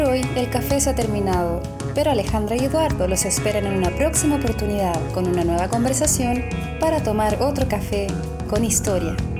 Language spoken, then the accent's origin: Spanish; Chile; seguimos siendo un país tremendamente conservador